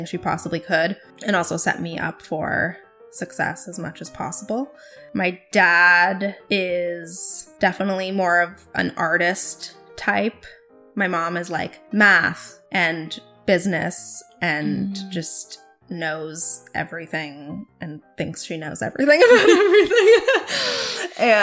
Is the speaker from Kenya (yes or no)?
no; Toronto, Ontario, Canada; first language Russian; also born or lived in Thornhill; I was born pretty much near Bathurst and Steeles, which was a heavily Russian Jewish neighborhood, and then we kind of moved a little bit within like Thornhill, and I went to high school near Dufferin and Finch